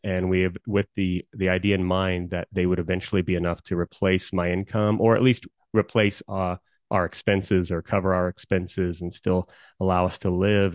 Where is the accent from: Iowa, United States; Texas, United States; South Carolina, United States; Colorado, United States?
Colorado, United States; I've always been a, a Coloradan. I love Colorado.